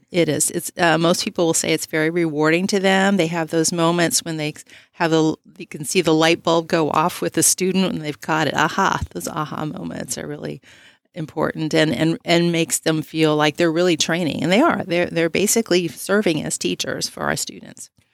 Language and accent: English; Texas, United States; moved away as an adult; I'm originally from Texas, and we were looking for opportunities to come back.